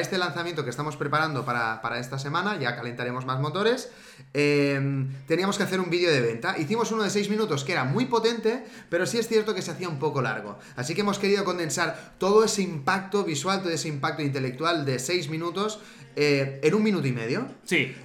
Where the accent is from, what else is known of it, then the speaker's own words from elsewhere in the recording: Spain; aquí, de mi pueblo, de San Esteban Sarrovinas